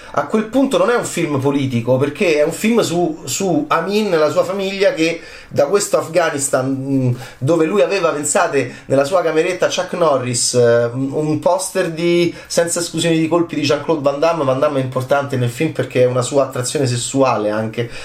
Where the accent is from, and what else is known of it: Italy